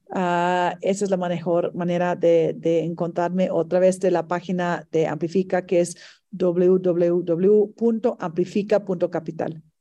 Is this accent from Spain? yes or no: no; Mexico; si nosotros queremos un, un mejor México, tenemos que construirlo nosotros como mexicanos.